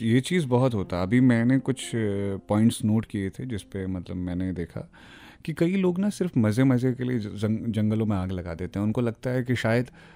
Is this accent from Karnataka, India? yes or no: no; Chopra village, Nainital, Uttarakhand, India; moved away; मेरी ना पैदाइश जो हुई है वो नैनीताल के चोपड़ा गांव में हुई है